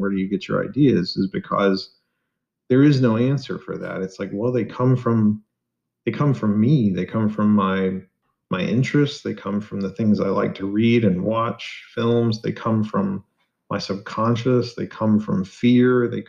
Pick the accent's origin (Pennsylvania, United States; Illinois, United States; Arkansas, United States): Arkansas, United States; I wanted to write something in my home state and in Falk, Arkansas, which is partly where I guess the book is based on.